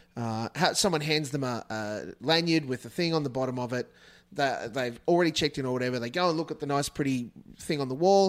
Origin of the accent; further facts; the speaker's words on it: Australia; as an Australian